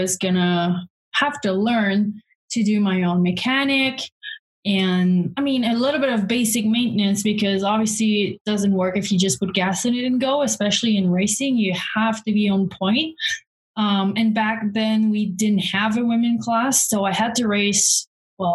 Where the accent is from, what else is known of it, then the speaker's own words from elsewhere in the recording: Quebec, Canada; moved away as an adult; also born or lived in Montreal, Canada; now in Alberta, Canada; I'm from Quebec. I lived in Montreal while I was racing as well